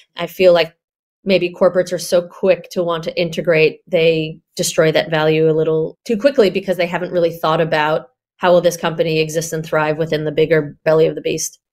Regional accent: New York, United States; now in Australia; New Yorker of the bunch

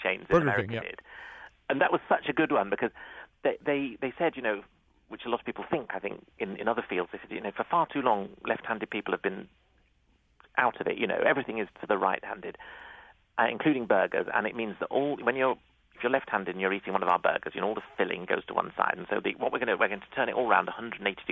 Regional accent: United Kingdom; as a Brit

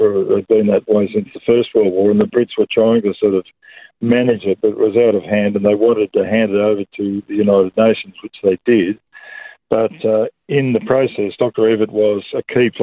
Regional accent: Sydney, New South Wales, Australia; moved away as an adult; also born or lived in Bourke; I didn't grow up in the bush. I grew up in Sydney

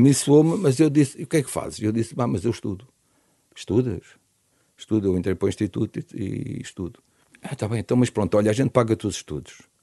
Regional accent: Lisbon, Portugal; lá do meu bairro da Penha de França

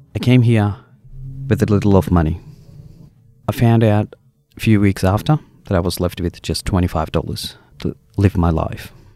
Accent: India; moved away as an adult; now in Australia; I came from India, from a common family.

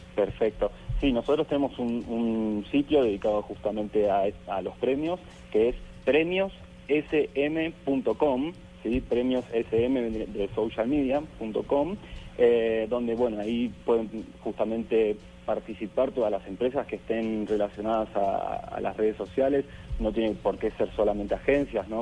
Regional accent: Argentina; yo soy de Argentina

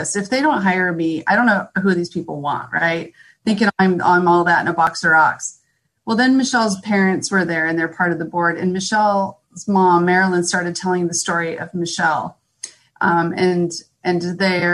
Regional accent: San Diego, California, United States; moved away as an adult; now in Temecula, United States; I was born and raised in San Diego

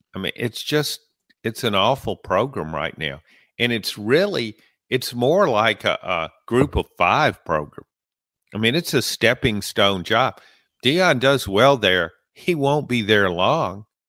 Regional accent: Clinton, Louisiana, United States; moved away; I was in my hometown this weekend in Clinton, Louisiana

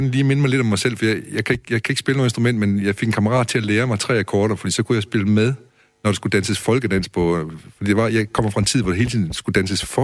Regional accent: Aars, North Denmark Region, Denmark; jeg kommer fra Års i det nordjyske.

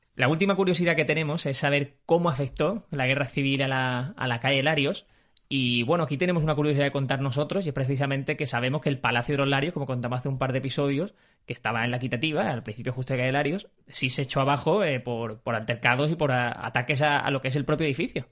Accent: Málaga, Andalusia, Spain; como malagueño

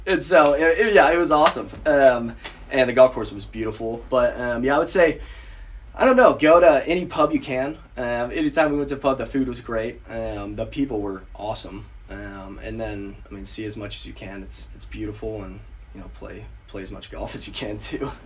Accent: Tulsa, Oklahoma, United States; I grew up in in Tulsa

